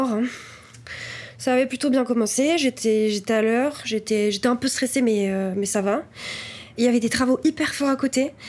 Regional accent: Cognac, Nouvelle-Aquitaine, France; j'ai 22 ans, j'ai grandi à Cognac

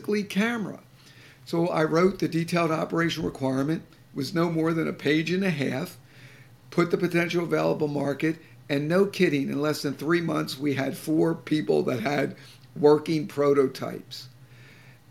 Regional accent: Boston, Massachusetts, United States; I'm from the Boston area

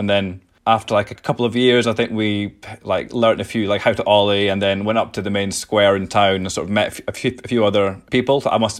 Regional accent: Edinburgh, Scotland, United Kingdom; Yeah, I grew up here in Edinburgh.

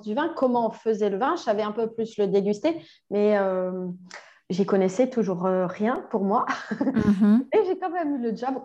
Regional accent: Toulouse, Occitania, France; moved away as an adult; also born or lived in Quebec, Canada; now in Bordeaux, France; j'ai grandi à Toulouse

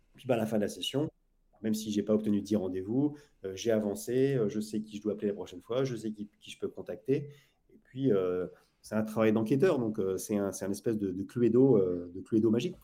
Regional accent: Lille, Hauts-de-France, France; also born or lived in Saint-Maur, Val-de-Marne; now in Saint-Maur-des-Fossés, France; je suis originaire de Lille

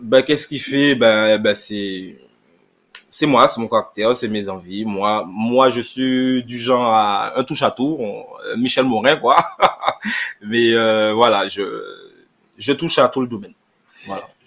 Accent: Sainte-Rose, Guadeloupe; je suis Guadeloupéen, je suis Guadeloupéen, donc euh, je suis euh, Saint-Rosien

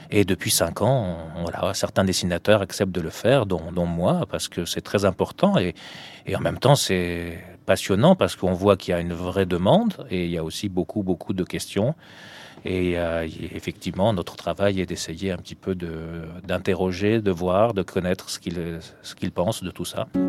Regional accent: Tunisia; moved away; je suis né en Tunisie

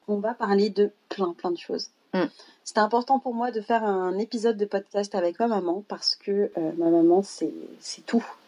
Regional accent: Paris, Île-de-France, France; moved away as an adult; now in Lyon, France; c'est vrai que nous, on avait toujours habité à Paris. Ma mère est née à Paris, je suis née à Paris

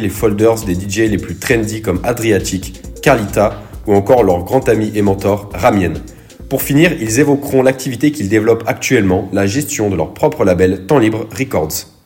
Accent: Aix-en-Provence, Provence-Alpes-Côte d'Azur, France; je suis d'Aix-en-Provence

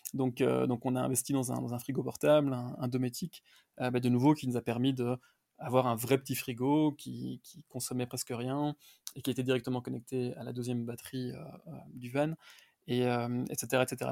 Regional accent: Brussels, Brussels-Capital Region, Belgium; moved away as an adult; also born or lived in Los Angeles, United States / Dallas, United States; now in United States; je viens de Bruxelles en Belgique

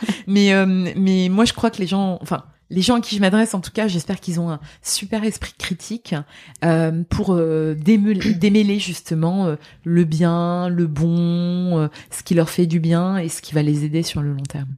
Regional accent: Lorraine, Grand Est, France; moved away; also born or lived in Dubai; je suis Lorraine.

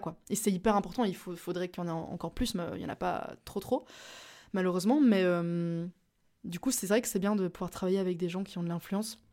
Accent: Belgium; je suis belge

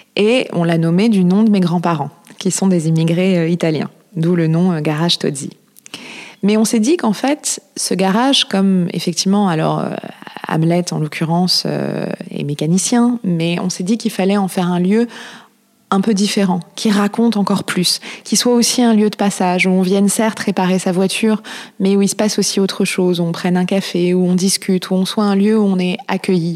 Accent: Paris, Île-de-France, France; also born or lived in Marseille / Cap Ferret; J'ai grandi à Paris, je suis née à Paris

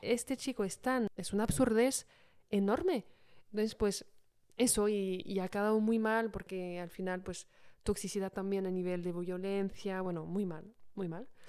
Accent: Paris, Île-de-France, France; moved away as an adult; also born or lived in London; como soy de París, pues volvimos a, Francia

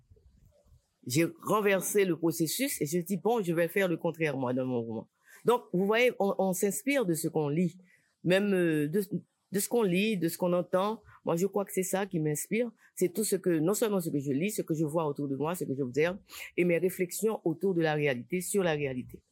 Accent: Port-au-Prince, Ouest, Haiti; Port-au-Prince, c'est ma ville natale. Maintenant, Port-au-, Port-au-Prince a tellement changé du moment où je grandissais à Port-au-Prince

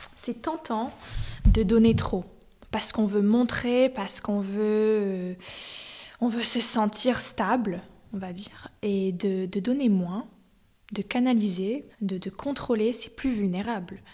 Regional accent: United States; moved away as an adult; also born or lived in New York / Miami / San Francisco / Berlin; now in Zurich, Switzerland; Je suis née aux US à New York. Euh, j'ai grandi aux US entre New York, Miami

